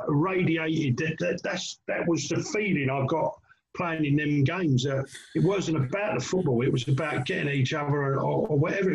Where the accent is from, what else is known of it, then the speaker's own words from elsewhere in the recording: Basildon, East of England, United Kingdom; I come from Essex.